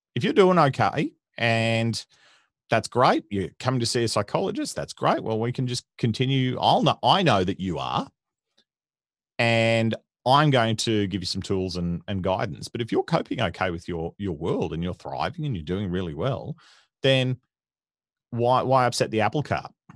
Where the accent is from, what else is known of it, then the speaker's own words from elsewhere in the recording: Dayboro, Queensland, Australia; I grew up in country Queensland, uh, in a little, little farming town called Daybro